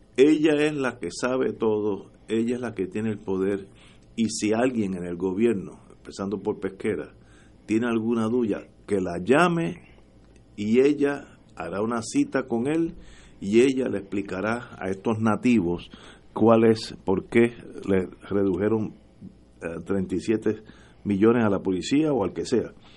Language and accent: Spanish; Puerto Rico; uno es puertorriqueño